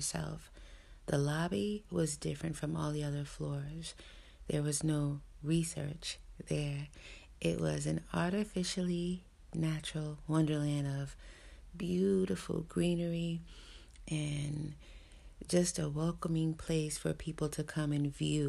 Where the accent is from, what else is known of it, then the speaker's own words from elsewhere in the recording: New York City, New York, United States; I grew up in New York City